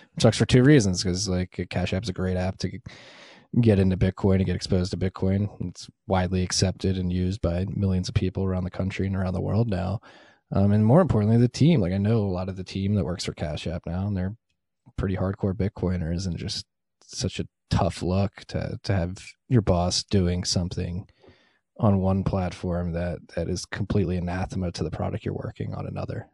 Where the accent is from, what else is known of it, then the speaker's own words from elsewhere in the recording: United States; as an American